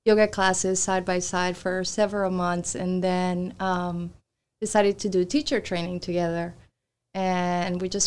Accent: Colombia; moved away; I'm originally from Colombia

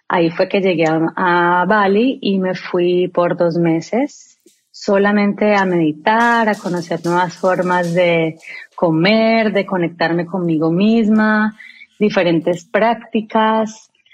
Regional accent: Colombia; now in United States; soy una colombiana

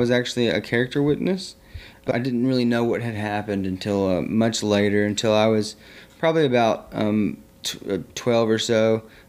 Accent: Southern United States, United States; I grew up in the South. I grew up all over the South throughout from Alabama. I like to say through Alabama, from Alabama to North Carolina and everywhere sideways and in between. Mostly Tennessee and Georgia and Alabama and North Carolina.

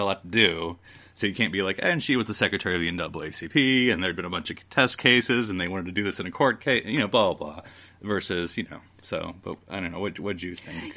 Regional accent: Fayetteville, North Carolina, United States; I am, of course, from the American South. Um, when I was born in Fayetteville, North Carolina in 1980

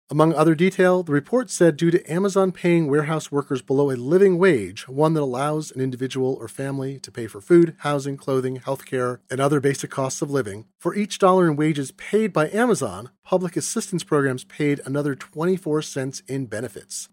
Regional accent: Seattle, Washington, United States; my hometown of Seattle

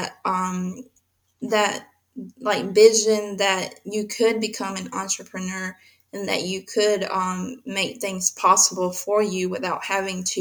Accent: Mexico; I was born in Mexico

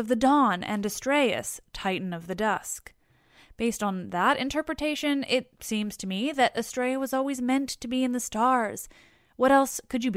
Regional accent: Canada; I'm Canadian

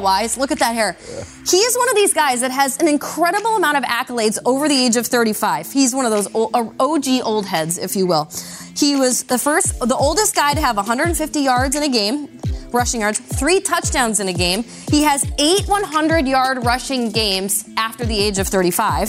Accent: Minnesota, United States; growing up in Minnesota, I remember watching the Vikings a, in the '90s as a kid

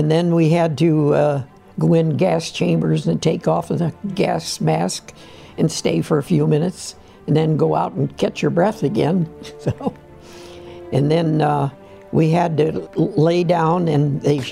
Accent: Canton, Ohio, United States; I'm from Canton, Ohio. I was born in 10/11/23, and my mother and dad had a restaurant in downtown Canton, and we had a hotel up above the restaurant, and that's where I was raised

